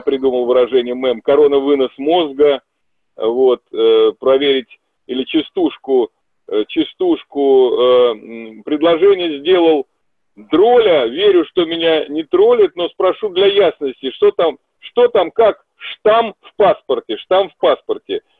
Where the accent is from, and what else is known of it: Russia